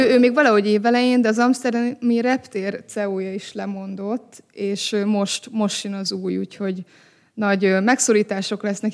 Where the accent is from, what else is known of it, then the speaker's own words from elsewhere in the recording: Hungary; magyar emberként beszélünk